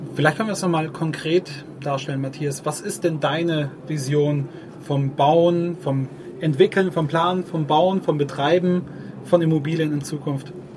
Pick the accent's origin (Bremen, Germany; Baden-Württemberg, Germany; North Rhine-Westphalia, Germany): Baden-Württemberg, Germany; Ulm; deine als auch meine Heimatstadt Ulm